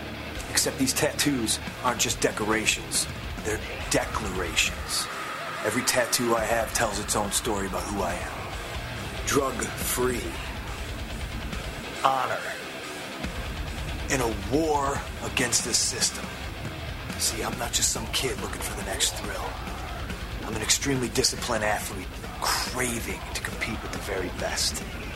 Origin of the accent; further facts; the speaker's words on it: Chicago, Illinois, United States; I was born in Chicago, and I was raised on the streets.